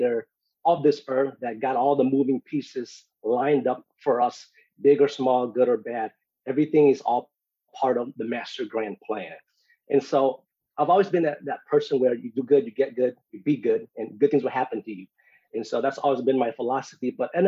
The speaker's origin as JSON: {"language": "English", "town": "Minneapolis", "region": "Minnesota", "country": "United States", "tie": "born or raised there", "also_born_or_lived": "Phoenix, Arizona", "moved": "as an adult", "lives_now": "Dallas, United States", "said": "I'm actually originally born in Minneapolis, Minnesota. Moved out to Phoenix, Arizona about 8 years ago. Currently stationed in Dallas."}